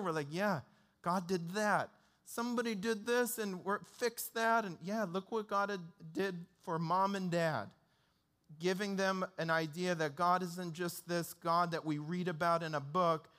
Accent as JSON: {"language": "English", "town": "Detroit", "region": "Michigan", "country": "United States", "tie": "born or raised there", "said": "when I grew up in Detroit, that's where I grew up"}